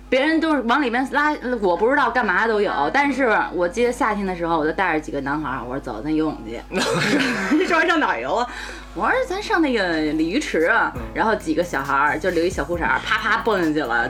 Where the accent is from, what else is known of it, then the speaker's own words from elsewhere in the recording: Beijing, China; 我小时候就是混进两种院儿，一个是机关大院儿，就是农业部下面的